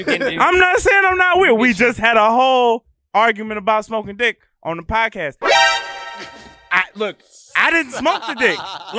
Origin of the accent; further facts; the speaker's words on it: Florida, United States; also born or lived in Chicago, Illinois; I was born in Chicago, but I'm from Florida. Okay. I'm a Florida nigga